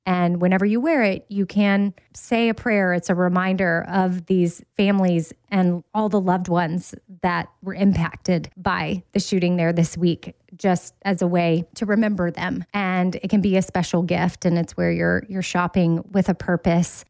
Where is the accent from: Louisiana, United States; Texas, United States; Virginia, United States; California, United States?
Texas, United States; as a Texan